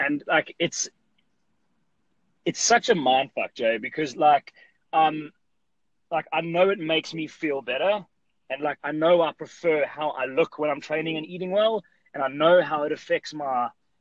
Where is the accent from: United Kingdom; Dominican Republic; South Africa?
South Africa; I'm from South Africa, and I have a gym in South Africa here in Johannesburg